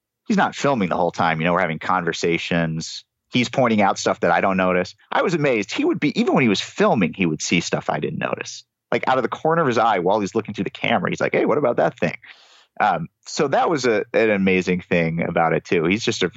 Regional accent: United States; now in New York, United States; a white guy growing up in America

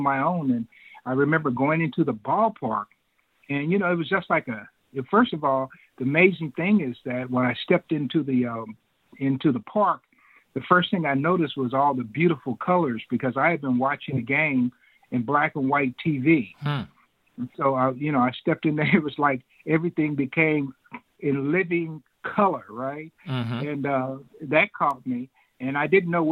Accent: Kansas, United States; I grew up in Kansas

